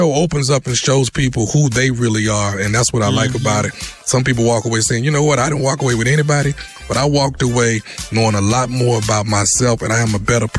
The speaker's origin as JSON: {"language": "English", "town": "Houston", "region": "Texas", "country": "United States", "said": "I'm from Houston"}